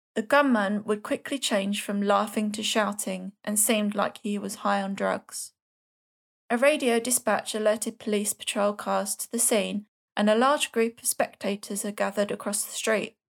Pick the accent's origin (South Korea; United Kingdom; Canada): United Kingdom; London; accent: Cockney; my Swedish Cockney accent